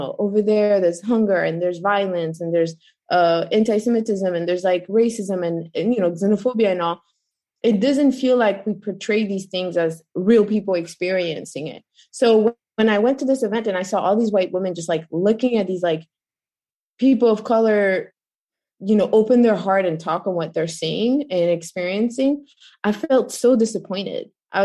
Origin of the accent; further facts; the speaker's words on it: Belgium; moved away as an adult; now in United States; I grew up in Europe, Belgium, and then I ended up being an American around like 2008